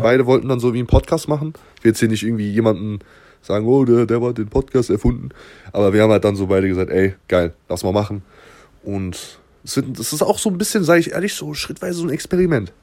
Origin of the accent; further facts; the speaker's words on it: Southern Germany, Germany; also wir kommen aus Süddeutschland, beide.